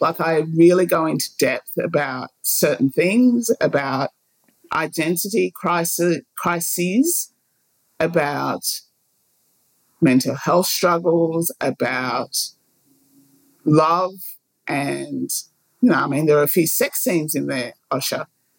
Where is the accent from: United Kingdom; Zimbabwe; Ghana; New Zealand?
Ghana; And I do know where I'm from. I'm from Ghana. I was born in Ghana.